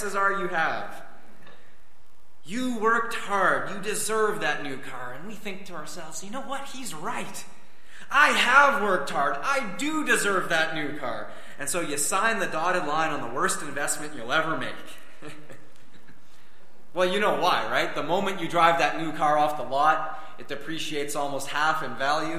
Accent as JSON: {"language": "English", "country": "Canada", "said": "us being born here in Canada"}